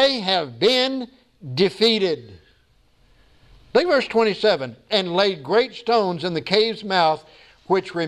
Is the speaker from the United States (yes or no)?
yes; Texas, United States; being a Texan